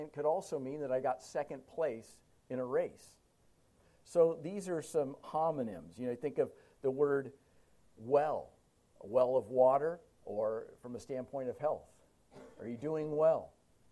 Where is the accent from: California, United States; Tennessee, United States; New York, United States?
California, United States; Huntington Beach; moved away; I grew up in Huntington Beach in Orange County, Southern California